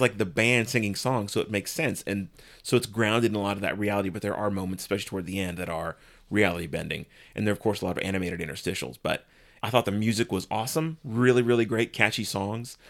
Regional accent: San Antonio, Texas, United States; I grew up in San Antonio

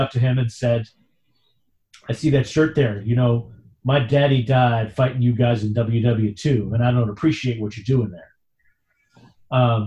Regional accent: New York City, New York, United States; now in suburbs of Philadelphia, United States; I grew up in New York and then I lived in different boroughs

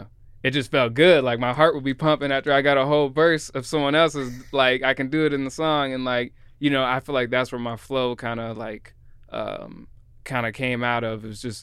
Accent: Seattle, Washington, United States; born there; I was born in Belltown, but my family moved around.

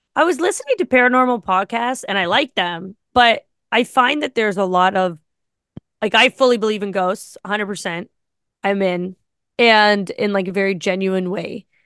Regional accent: Ottawa, Ontario, Canada; moved away as an adult; also born or lived in Carp, Ontario; now in Toronto, Canada; I'm from Ottawa

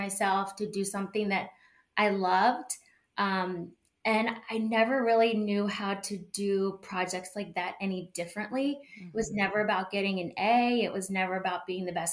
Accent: Chevy Chase, Maryland, United States; I grew up in Chevy Chase and then moved back here after college

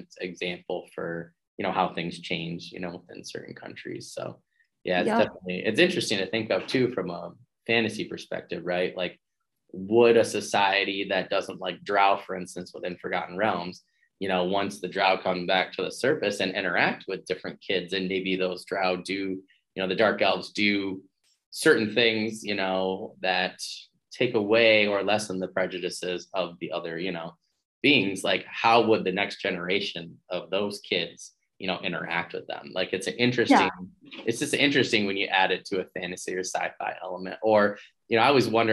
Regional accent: Michigan, United States; I'm from Michigan, and Michigan's normally like a Republican state

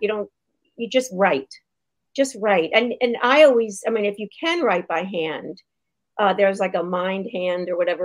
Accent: New York City, New York, United States; I grew up in New York City

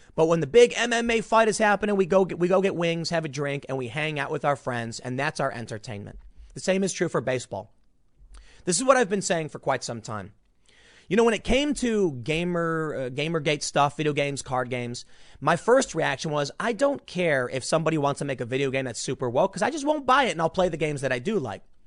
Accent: United States; I'm an American

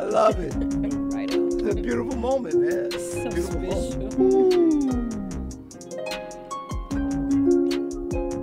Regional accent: the South, United States; we're from the South

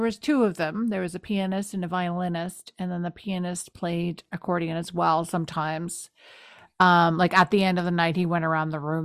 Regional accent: the Maritimes, Canada; I'm from the Maritimes

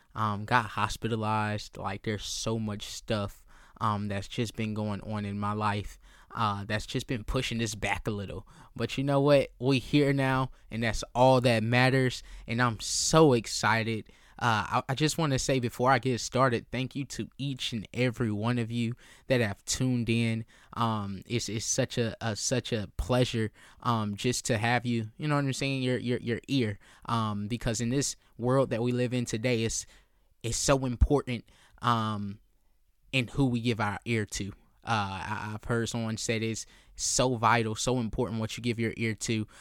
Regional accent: Columbia, South Carolina, United States; I'm born and raised in Columbia, South Carolina

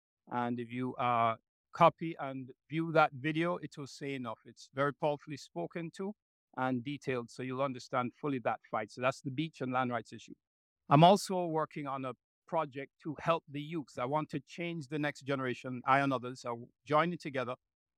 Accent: Jamaica; also born or lived in United States / United Kingdom; I'm as much a diaspora person as I'm a Jamaican person. You know, half my life in the States, half my life in Jamaica, and early time in the UK.

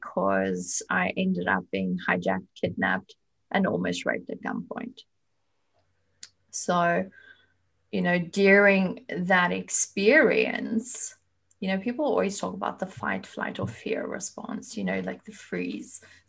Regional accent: South Africa; moved away as an adult; now in Germany; I was born and raised in South Africa, but at the moment I live in Germany. I moved here almost 14 years ago.

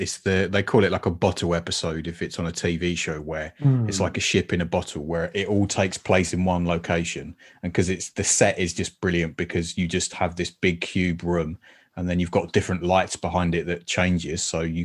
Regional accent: United Kingdom; No spheres, please. We're British.

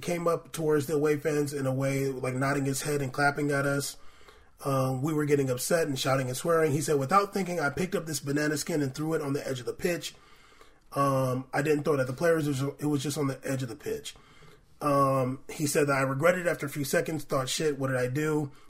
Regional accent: Tottenham, London, United Kingdom; I've got nephews in London with black partners, and they have kids. I grew up in Tottenham, where 70% of the people are black.

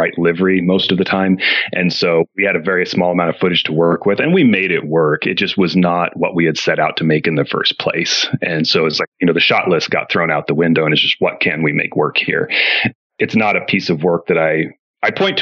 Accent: Portland, Oregon, United States; I grew up in the Pacific Northwest, mostly around Portland, Oregon.

